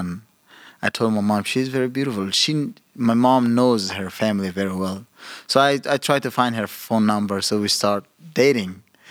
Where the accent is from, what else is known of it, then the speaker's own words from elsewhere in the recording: Mazar-i-Sharif, Balkh, Afghanistan; In late 80s, it was pretty much peaceful in that time, especially after the Soviets left Afghanistan.